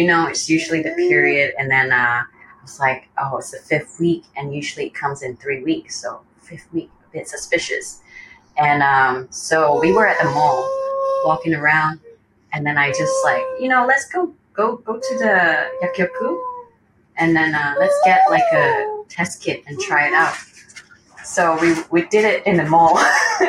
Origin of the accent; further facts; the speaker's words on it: Malaysia; moved away as an adult; now in Kanagawa, Japan; I'm born and raised in Malaysia. Currently, I'm living in Japan with my husband, who's Japanese.